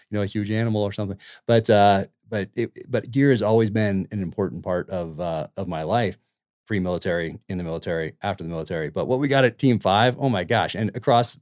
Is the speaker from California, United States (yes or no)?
yes; Northern California, United States; also born or lived in San Diego; I grew up in Northern California